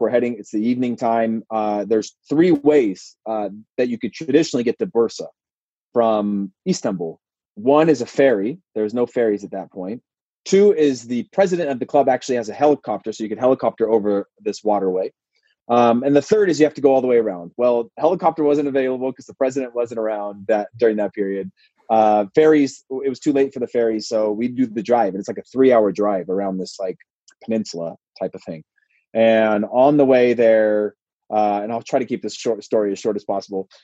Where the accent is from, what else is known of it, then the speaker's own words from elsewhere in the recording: Modesto, California, United States; also born or lived in Portland, Oregon; was born and raised in Modesto, went to Portland, came back to Modesto again